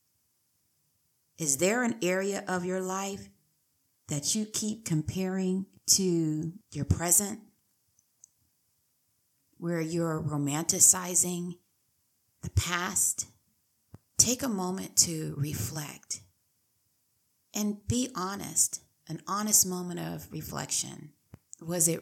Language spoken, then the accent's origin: English; San Diego, California, United States; also born or lived in Riverside County; I was born and raised in San Diego